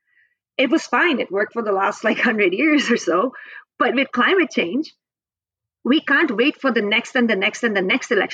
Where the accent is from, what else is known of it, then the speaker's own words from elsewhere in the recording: Indian Himalayas, India; also born or lived in British Columbia, Canada; now in Vancouver, Canada; I grew up in India, in the Indian Himalayas